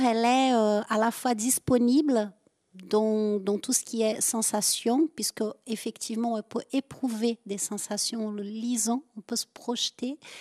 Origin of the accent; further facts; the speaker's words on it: southern France, France; accent: southern; avec mon accent, je viens plutôt du sud